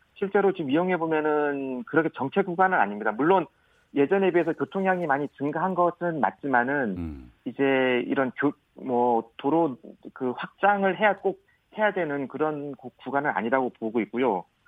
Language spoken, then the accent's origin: Korean; Seongsan-eup, Jeju, South Korea; 제 제 고향이 지금 고, 성산읍이고 부모님도 다 그쪽에 계셔가지고